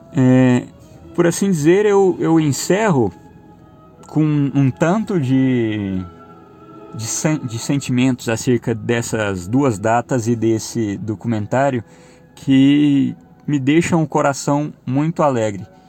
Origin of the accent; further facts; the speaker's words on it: Brazil; nós somos brasileiros